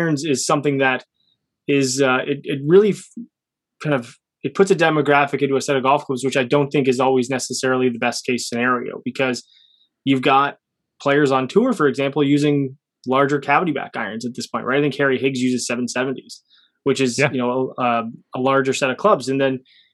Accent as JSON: {"language": "English", "country": "Canada", "said": "Being Canadian"}